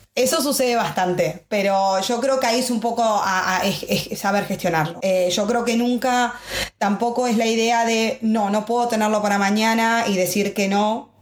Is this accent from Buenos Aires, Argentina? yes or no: yes; Buenos Aires, Argentina; moved away as an adult; now in Madrid, Spain; yo soy argentina de Buenos Aires, creo que mi acento lo hice desde momento uno.